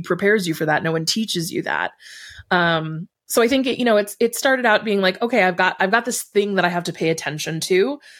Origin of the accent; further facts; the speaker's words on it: Buffalo, New York, United States; I grew up in Buffalo.